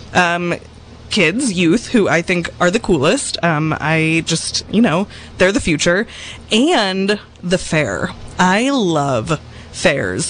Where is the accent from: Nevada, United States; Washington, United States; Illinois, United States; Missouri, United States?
Washington, United States; Seattle; we grew up in Seattle